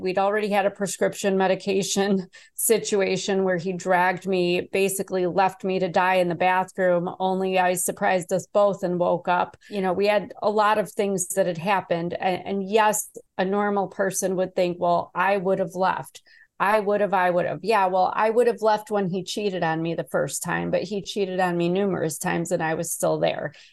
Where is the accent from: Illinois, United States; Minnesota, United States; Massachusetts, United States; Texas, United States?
Illinois, United States; Chicago; I was born in Chicago. I didn't have the best childhood either, but I loved the vibe of the city